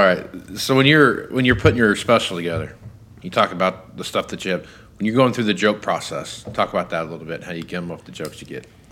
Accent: Kansas, United States; I'm from Kansas

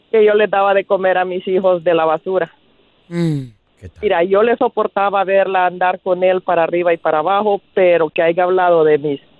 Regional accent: Honduras; moved away; yo vengo de un lugar de Honduras

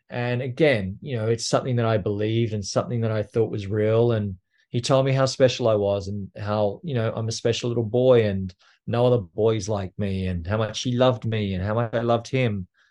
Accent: Australia; now in New York, United States; I am Australian, and I grew up in a little town just outside of Canberra

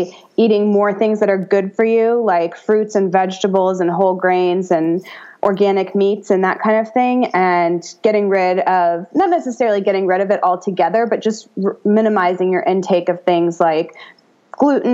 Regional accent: United States; I'm an American

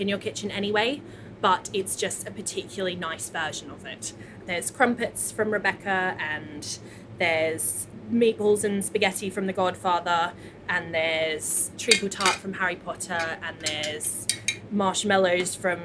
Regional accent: Australia; now in London, United Kingdom; as a child growing up in Australia

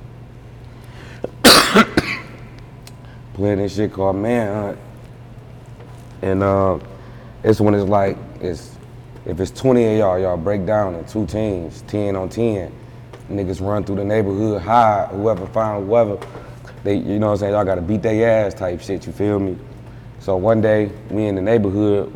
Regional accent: Detroit, Michigan, United States; I'm from Detroit

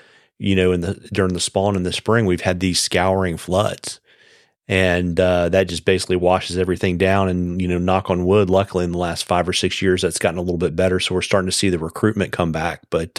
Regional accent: Virginia, United States; where I grew up in Virginia

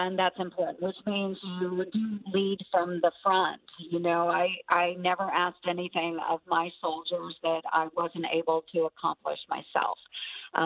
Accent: Southwest rural Iowa, United States; the people I grew up with in Southwest rural Iowa

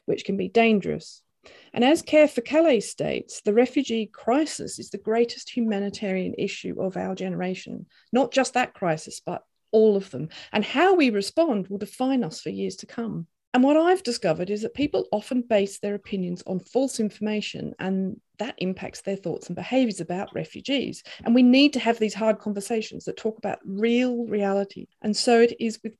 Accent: Australia; I grew up in Australia being proud of our history of helping refugees

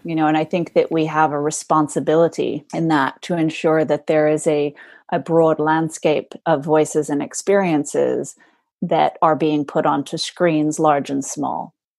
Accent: Los Angeles, California, United States; I was born in Los Angeles and my mom was in the entertainment business. So she was a model and commercial spokesperson. And so I sort of grew up um, in the, in the entertainment industry

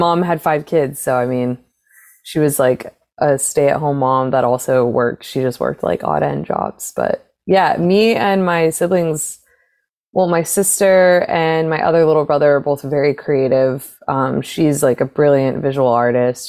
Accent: Arizona, United States; born or raised there; moved away as an adult; now in Los Angeles, United States

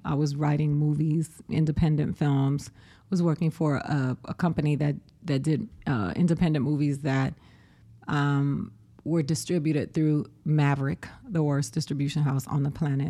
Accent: Boston, Massachusetts, United States; born there; I was brought back. I'm an anchor baby. there you go, Donald Trump. Come for me. I was born in Boston.

